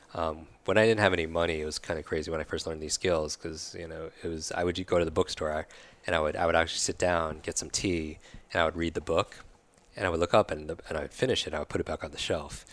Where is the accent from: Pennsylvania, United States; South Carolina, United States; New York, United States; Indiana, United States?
New York, United States; moved away; I'm from New York originally